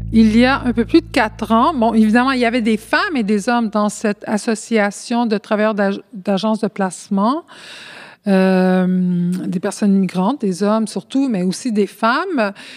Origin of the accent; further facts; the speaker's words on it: Montreal, Quebec, Canada; first language Spanish; French is a second language; je suis née ici à Montréal.